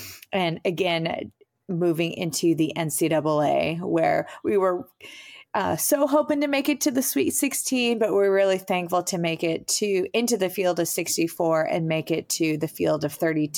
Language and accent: English; Lee's Summit, Missouri, United States; moved away as an adult; also born or lived in Athens, Georgia / Michigan / Kansas; I am from Kansas City, Missouri, in a suburb called Lee Summit. I grew up there, born and raised, went to Lee Summit High School.